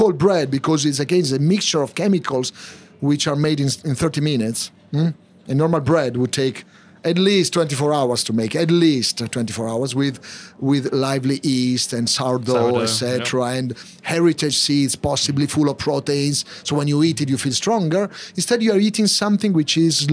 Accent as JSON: {"language": "English", "town": "Milan", "region": "Lombardy", "country": "Italy", "also_born_or_lived": "Tokyo, Japan", "moved": "as an adult", "lives_now": "London, United Kingdom", "said": "I'm from Milano, which means I make things happen"}